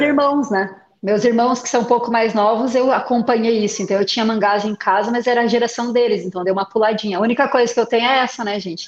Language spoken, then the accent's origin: Portuguese; Curitiba, Paraná, Brazil; eu sou aqui de Curitiba